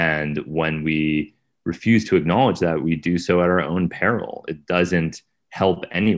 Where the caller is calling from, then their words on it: Brooklyn, New York, United States; I'm in Brooklyn, New York.